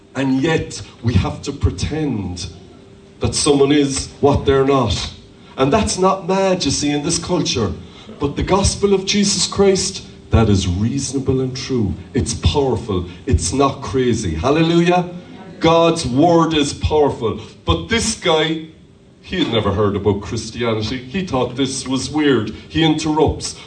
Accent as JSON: {"language": "English", "country": "Ireland", "said": "as Irish people"}